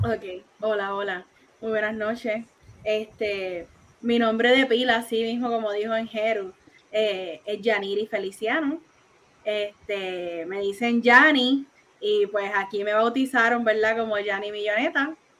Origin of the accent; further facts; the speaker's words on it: Isabela, Puerto Rico; now in Bayamón, Puerto Rico; Soy de Isabela